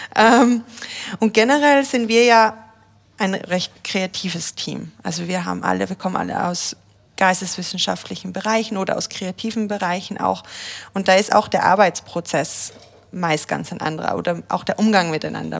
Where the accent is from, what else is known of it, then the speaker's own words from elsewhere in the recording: Austria; moved away as an adult; now in Germany; also ich bin ja aus Österreich zum Beispiel und wurde integriert jetzt hier in, in, in Deutschland.